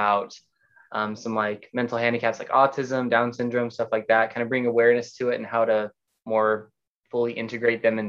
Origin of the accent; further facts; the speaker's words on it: Gilbert, Arizona, United States; grew up in Arizona, called Gilbert, Arizona